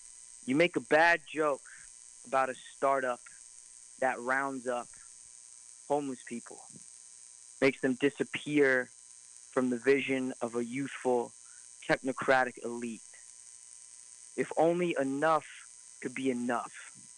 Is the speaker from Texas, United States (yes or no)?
no; Denver, Colorado, United States; now in New York City, United States; I was born in Denver, Colorado, but I live in New York City